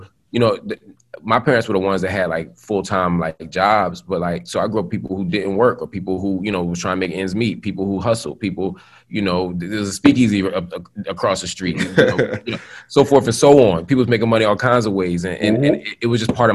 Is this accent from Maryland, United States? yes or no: no; Philadelphia, Pennsylvania, United States; I grew up first in North Philly and then in West Philly